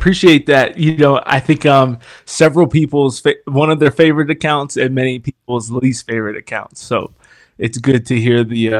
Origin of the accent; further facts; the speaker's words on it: Harrisburg, Pennsylvania, United States; So, born and raised in Harrisburg, Pennsylvania, and was baptized Lutheran.